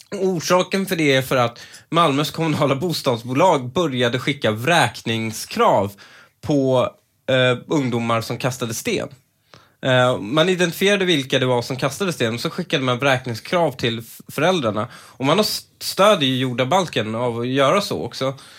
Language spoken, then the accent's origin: Swedish; Stockholm, Stockholm County, Sweden; jag är ju uppvuxen lite i Husby